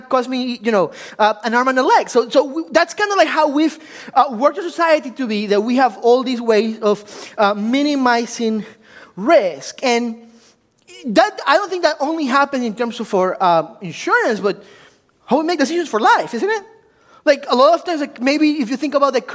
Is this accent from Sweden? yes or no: no; Ecuador; English is a second language; also born or lived in Washington, D.C., United States; now in United States; I'm originally from Ecuador, so if you were wondering where that exotic accent is coming from, it's like, it's Italian, German, like, what his deal? It's from Ecuador